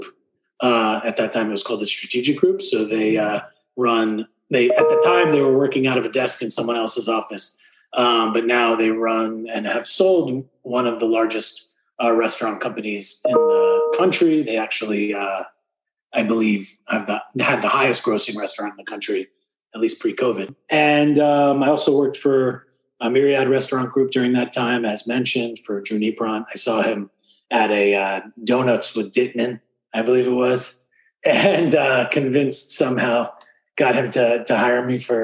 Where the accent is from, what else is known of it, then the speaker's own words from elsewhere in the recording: Great Neck, New York, United States; now in Miami, United States; I was born and raised in New Yorker. I come from a town called Great Neck